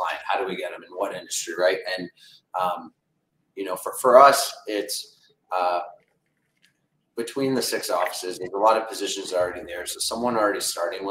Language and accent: English; Windsor, Ontario, Canada; we're from Windsor, Ontario